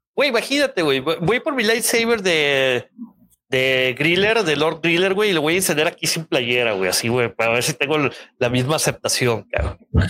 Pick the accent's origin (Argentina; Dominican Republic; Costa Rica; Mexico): Mexico; Culiacán, Sinaloa; De Culiacán, compa. Ahí de donde soy yo.